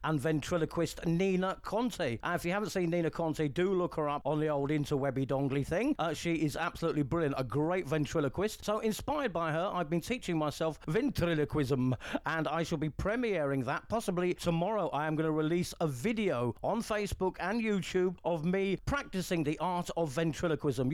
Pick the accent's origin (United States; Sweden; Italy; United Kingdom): United Kingdom; England; now in Spain; I'm an English guy on the Costa del Sol.